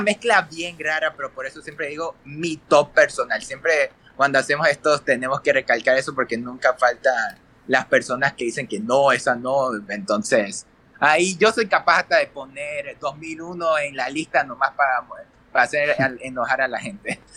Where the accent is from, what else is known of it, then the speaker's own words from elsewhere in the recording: Ecuador; yo soy de Ecuador